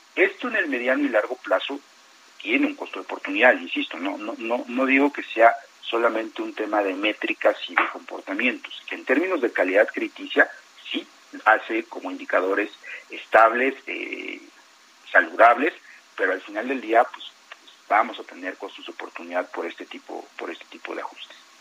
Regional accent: Mexico; como mexicano

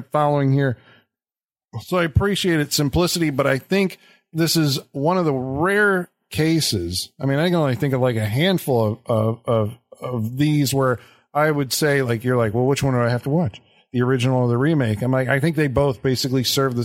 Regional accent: United States; I'm an American.

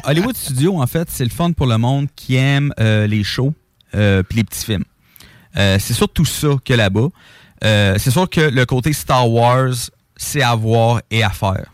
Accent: Quebec, Canada

